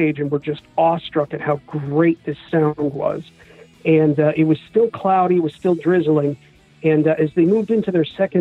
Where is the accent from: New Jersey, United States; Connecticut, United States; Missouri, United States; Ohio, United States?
Missouri, United States; Independence; also born or lived in Kansas City area; I am from Independence, Missouri